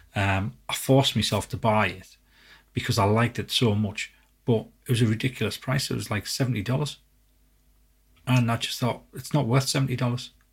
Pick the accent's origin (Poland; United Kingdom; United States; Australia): United Kingdom; England; we're from England